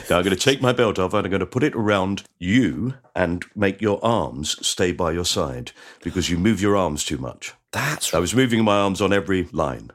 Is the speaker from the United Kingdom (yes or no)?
yes; Orpington, London, United Kingdom; I was brought up in Orpington